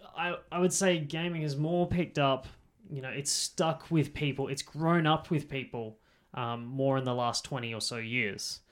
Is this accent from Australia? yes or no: yes; Australia; accent: Australian; with our accent